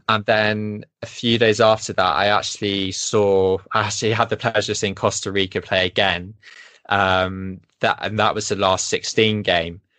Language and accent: English; England, United Kingdom; now in Sweden; I'm English